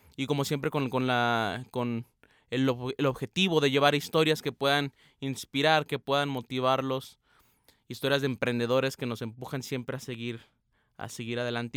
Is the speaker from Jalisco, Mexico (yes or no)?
no; Aguascalientes, Mexico; now in Guadalajara, Mexico; Yo no soy de Guadalajara, como ya saben, yo soy de Aguascalientes, pero ando por estos parajes